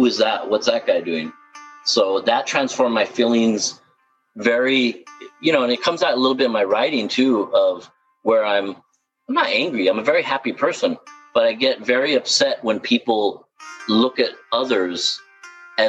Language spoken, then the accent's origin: English; Los Angeles, California, United States; maybe I'm not from the Midwest, but LA.